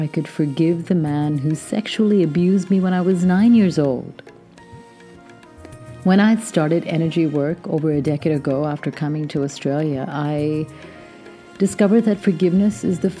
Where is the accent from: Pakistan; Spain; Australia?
Pakistan; born or raised there